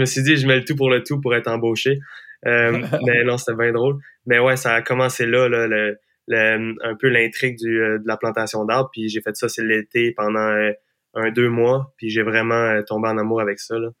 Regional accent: Gaspésie, Quebec, Canada; je viens de la Gaspésie, on a plein de sentiers pédestres, puis j'ai toujours fait de la trail

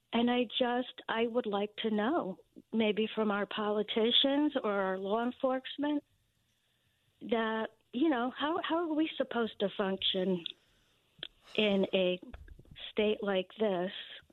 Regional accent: Connecticut, United States; I grew up in Connecticut. I love Connecticut

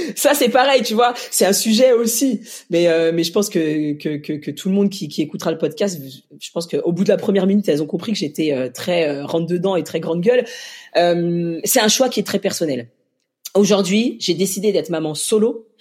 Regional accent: Lyon, Auvergne-Rhône-Alpes, France; also born or lived in Mali; je suis lyonnaise

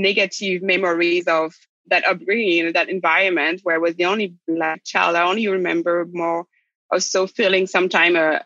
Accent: Rennes, Brittany, France; moved away; also born or lived in Brazzaville, Republic of the Congo / United States; We landed in France in a city called Rennes in the west side of France in a region called Brittany. That's where I grew up.

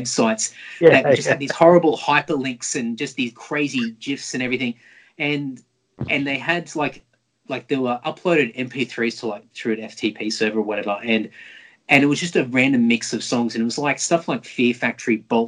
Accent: Brisbane, Queensland, Australia; I grew up in Brisbane and we had some really amazing record stores back in the day

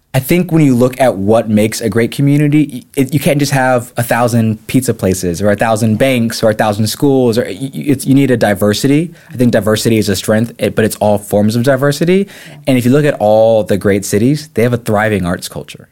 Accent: the Peninsula, Virginia, United States; also born or lived in Japan; I call myself a true son of the Peninsula Peninsula

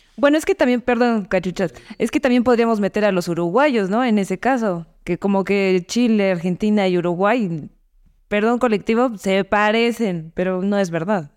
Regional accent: Mexico; soy mexicana

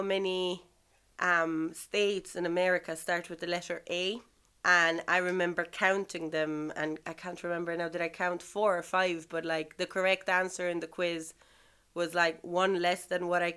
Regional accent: Italy; moved away as an adult; now in Ireland; I'm originally from Italy, the country of, you know, sun and pizza and mafia and whatnot, you know, all the good stuff. That's where I'm from. I've been in Ireland for 9 years now

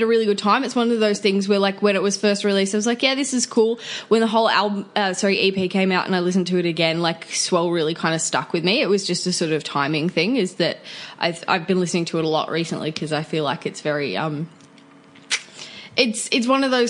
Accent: Newcastle, North East England, United Kingdom; I am a musician from Newcastle.

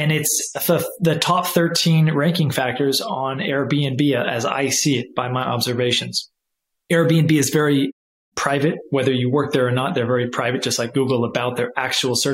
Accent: California, United States; moved away; I'm actually back in where I grew up in California

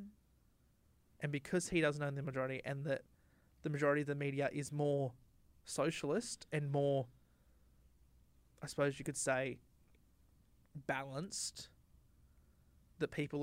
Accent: Australia

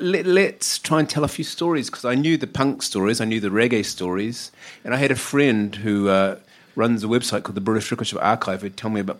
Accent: New Zealand; now in United Kingdom; I should confess before anyone kind of twigs it from my accent that I come from down under. Never done. I'm a Kiwi.

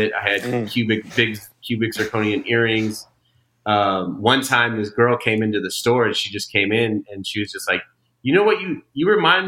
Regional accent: Bay Area, Northern California, United States; moved away; also born or lived in Orange County, California / Charlotte, North Carolina; Coming from Northern California, everyone in my hometown had NorCal tattoos

